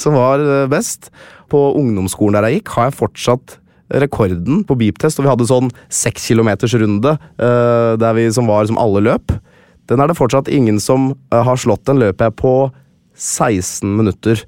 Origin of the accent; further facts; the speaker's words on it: Lillestrøm, Akershus, Norway; var jeg han eneste blant 20 spillere i troppen som var født og oppvokst i Lillestrøm